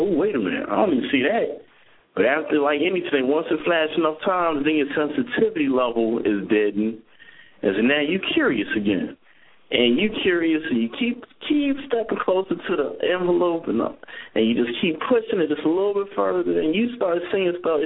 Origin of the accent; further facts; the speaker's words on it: Philadelphia, Pennsylvania, United States; I'm from Philly